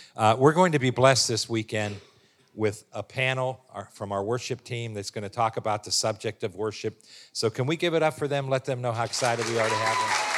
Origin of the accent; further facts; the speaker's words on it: Warren, Ohio, United States; born and raised in Warren, Ohio